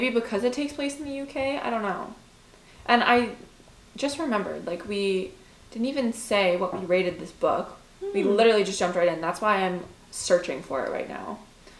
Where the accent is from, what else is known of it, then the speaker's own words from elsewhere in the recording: Canada; we're Canadian